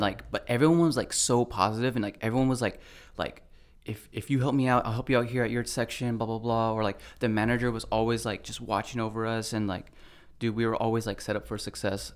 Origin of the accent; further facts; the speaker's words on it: Brea, California, United States; also born or lived in Oxnard; I grew up in Brea